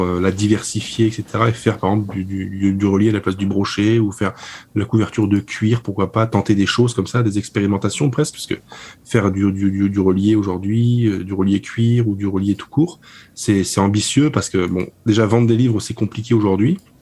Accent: France; je suis français

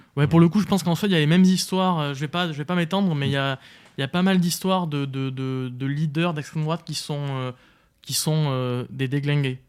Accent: France; moved away; also born or lived in Sweden / Belgium; J'avais dit euh, France.

